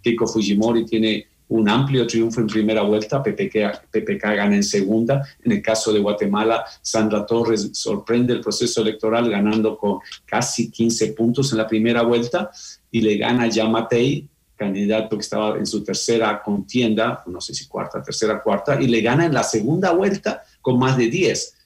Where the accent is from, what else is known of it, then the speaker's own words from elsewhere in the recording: Ecuador; yo soy ecuatoriano